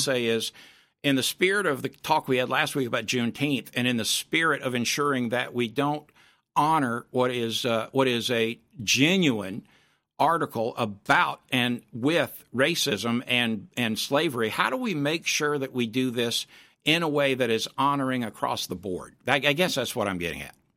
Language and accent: English; Florida, United States; When I was a kid growing up in Florida